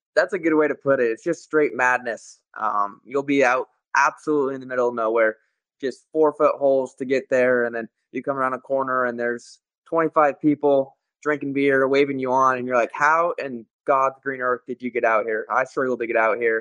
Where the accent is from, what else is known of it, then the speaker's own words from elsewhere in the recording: Las Vegas, Nevada, United States; in my hometown